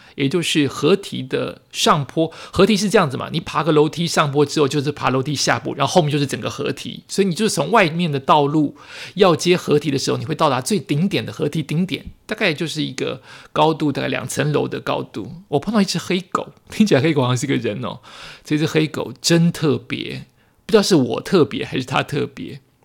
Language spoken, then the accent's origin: Chinese; New Taipei, Taiwan; 我身处在新北，我这么接近这些地方，三重、新庄、八里都离我这么接近，其实我都不了解我的家乡